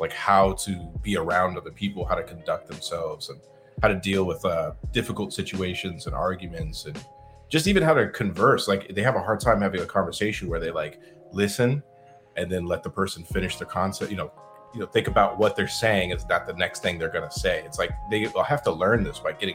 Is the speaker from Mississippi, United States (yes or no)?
no; Arizona, United States; also born or lived in California; I was born in California. Moved to Arizona